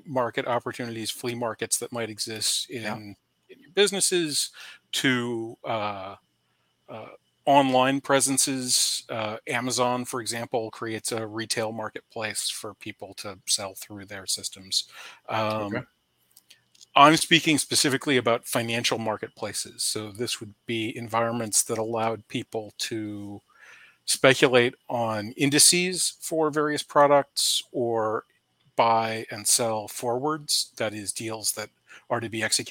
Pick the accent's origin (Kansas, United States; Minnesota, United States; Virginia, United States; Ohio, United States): Virginia, United States; Charlottesville; Charlottesville, my hometown